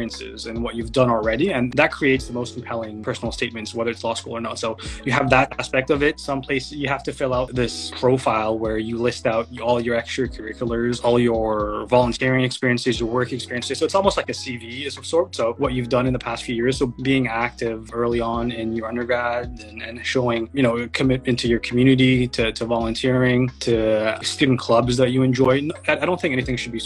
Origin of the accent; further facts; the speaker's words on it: Mississauga, Ontario, Canada; also born or lived in Mauritius / Montreal / Waterloo / Toronto; I grew up in Mississauga